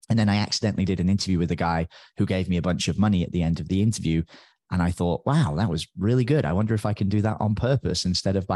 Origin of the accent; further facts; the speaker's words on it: United Kingdom; accent: British; now in Tamarindo, Costa Rica; Although nowadays I don't even sound that British anymore. People make fun of me all the time because my British accent seems to disappear because I speak to so many Americans.